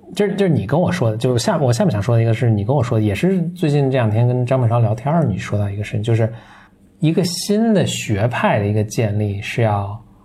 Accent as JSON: {"language": "Chinese", "region": "Beijing", "country": "China", "accent": "Beijing dialect", "said": "我在说北京话跟普通话的时候"}